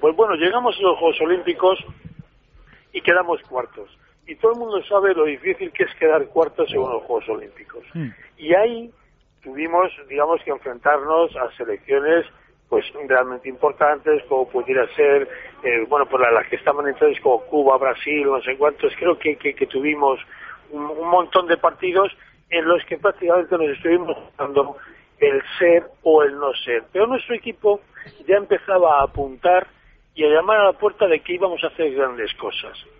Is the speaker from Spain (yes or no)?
yes; Spain; siendo español